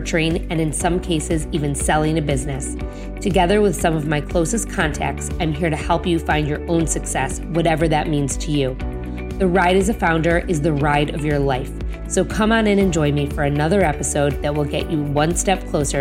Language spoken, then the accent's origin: English; Detroit, Michigan, United States; my hometown of Detroit